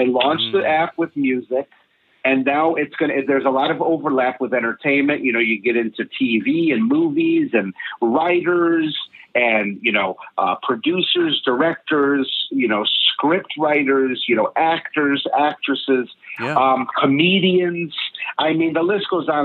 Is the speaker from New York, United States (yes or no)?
yes; New York, United States; I'm a New Yorker.